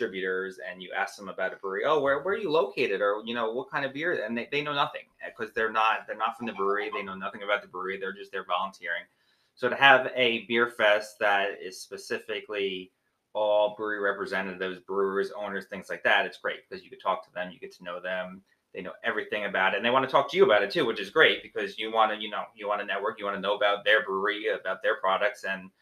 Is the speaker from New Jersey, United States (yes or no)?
yes; New Jersey, United States; we're from New Jersey and we're minimum an hour and a half from New York